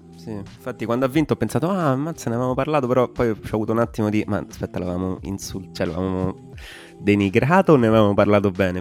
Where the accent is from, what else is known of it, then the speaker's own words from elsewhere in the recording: Alsace, Grand Est, France; moved away; trattandosi di Alsazia eh, si tratta effettivamente della mia terra natale